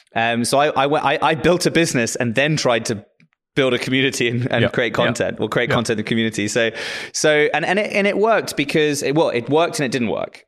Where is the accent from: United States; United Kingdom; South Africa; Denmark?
South Africa; moved away; also born or lived in Lisbon; I'm actually South African